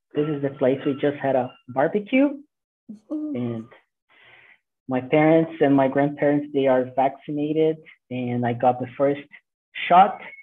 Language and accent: English; Brazil; first language Portuguese; English is a second language; we speak Portuguese